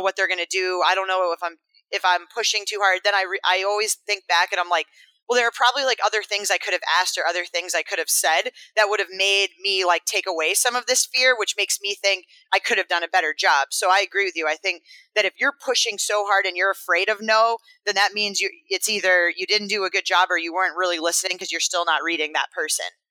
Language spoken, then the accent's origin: English; Maine, United States; My hometown in Maine